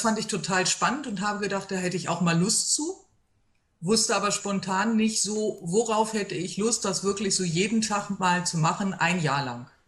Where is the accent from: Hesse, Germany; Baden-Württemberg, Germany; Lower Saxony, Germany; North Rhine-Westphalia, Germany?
Lower Saxony, Germany; Hanover; ich komme aus Hannover